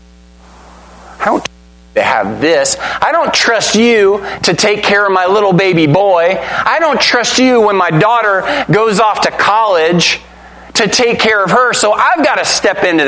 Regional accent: United States; We're Americans, right? We're Americans!

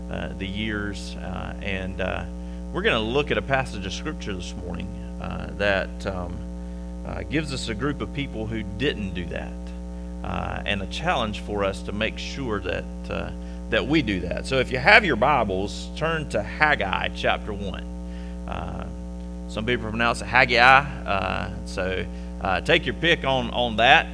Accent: Conway, South Carolina, United States; moved away as an adult; now in Upstate South Carolina, United States; I am originally from Conway, South Carolina

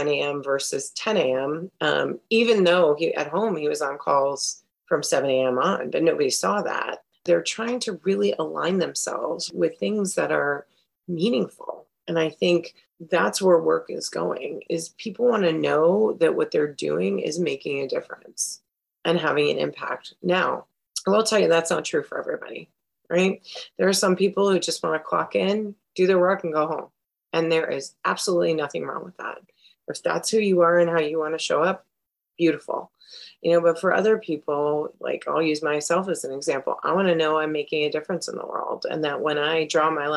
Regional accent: South Florida, United States; I grew up in South Florida

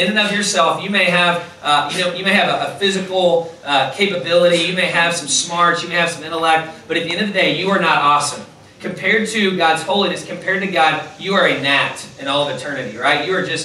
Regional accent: Louisville, Kentucky, United States; I'm from Kentucky

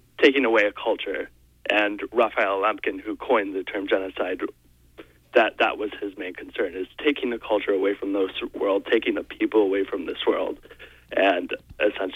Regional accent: United States; as an American people

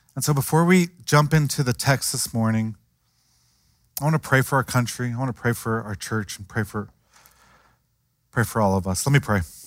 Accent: Cincinnati, Ohio, United States; I grew up in Cincinnati

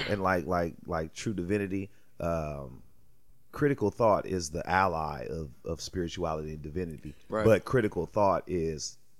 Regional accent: United States; Sure, I'm a proud American.

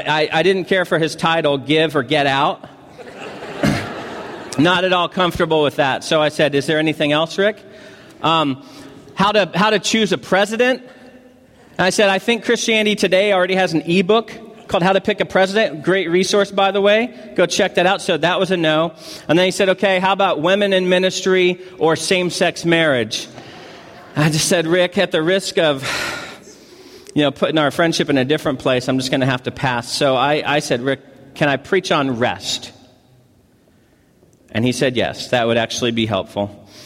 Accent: Missouri, United States; also born or lived in California; I'm from Missouri, moved to California, and have been to Hawaii on 3 separate occasions.

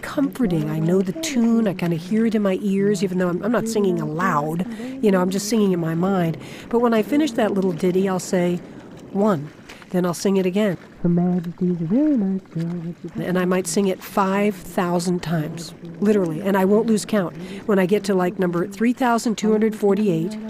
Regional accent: Florida, United States; I grew up in Florida, right on the ocean.

